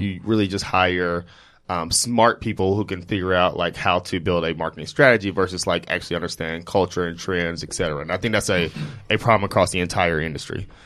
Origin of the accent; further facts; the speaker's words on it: Jackson, Mississippi, United States; now in New York, United States; growing up from, like, Jackson